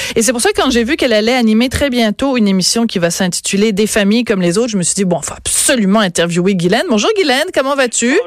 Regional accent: Quebec, Canada; chez nous, à Québec

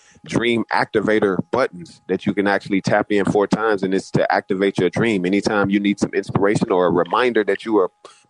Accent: Alexander City, Alabama, United States; I grew up in Alexander City, Alabama

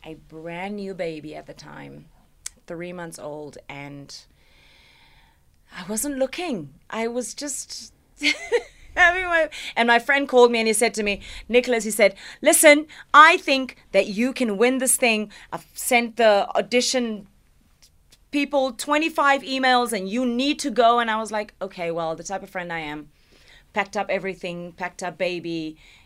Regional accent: South Africa; I'm from South Africa.

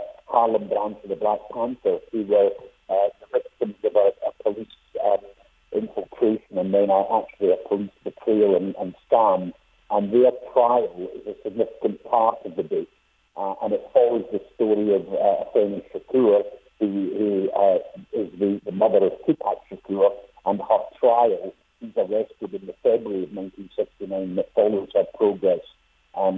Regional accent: Scotland, United Kingdom; I was a child growing up in Scotland, where I'm from

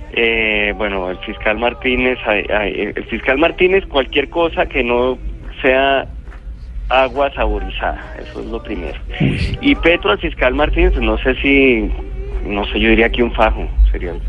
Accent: Colombia

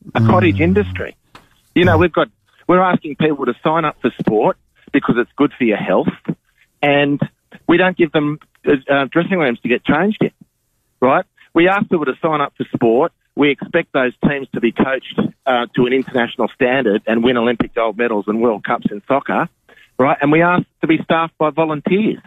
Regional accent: Australia

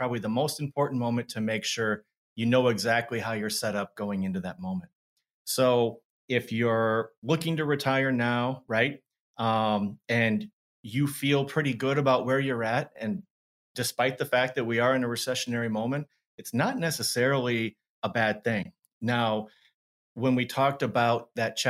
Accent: Madison, Wisconsin, United States; moved away as an adult; also born or lived in Minneapolis, Minnesota / Arizona; I grew up here in Madison

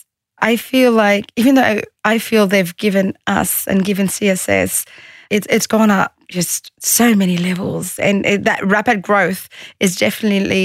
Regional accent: Australia; also born or lived in Egypt; I was born and raised in Australia, but I did live in Egypt for 5 years when I got married

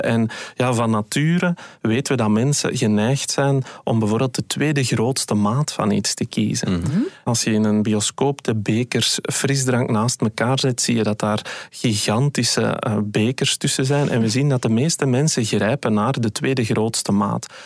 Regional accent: Belgium; wij als Belgen

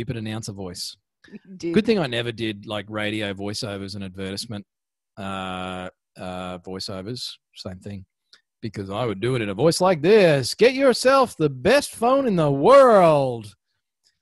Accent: Australia; accent: Ocker; my Ocker accent

